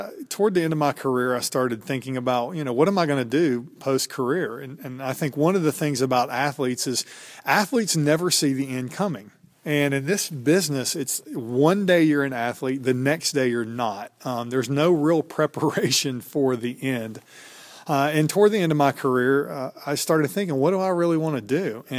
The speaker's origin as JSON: {"language": "English", "town": "Stone Mountain", "region": "Georgia", "country": "United States", "tie": "born or raised there", "said": "I grew up in Atlanta, just outside Atlanta in a suburb, Stone Mountain, Georgia, and didn't really know NC State existed until they started recruiting me out of high school."}